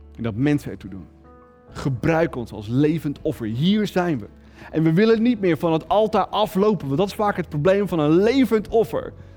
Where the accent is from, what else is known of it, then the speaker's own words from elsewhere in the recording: Netherlands; als Nederlander